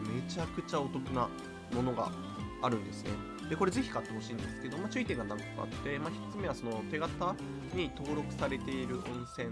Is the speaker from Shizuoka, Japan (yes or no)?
yes; Shizuoka, Japan; 静岡出身なんですけど